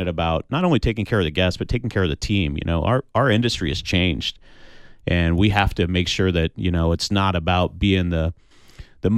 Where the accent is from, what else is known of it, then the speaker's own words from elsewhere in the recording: Kansas City, United States; moved away; also born or lived in Houston, Texas; my background is I was raised in Kansas City in a town that was so small you still to this day can't find it on a map